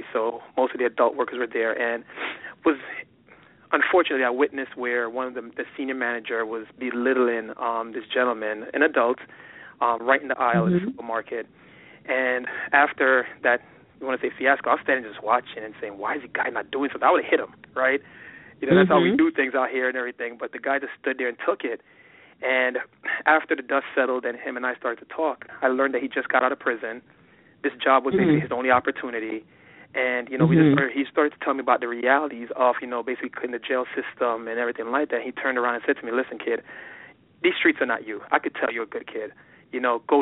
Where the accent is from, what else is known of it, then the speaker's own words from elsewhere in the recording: New York, United States; moved away as an adult; also born or lived in Boston; growing up in New York